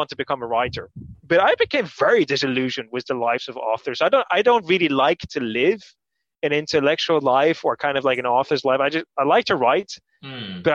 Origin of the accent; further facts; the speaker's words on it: Canary Islands, Spain; moved away; So I grew up in Spain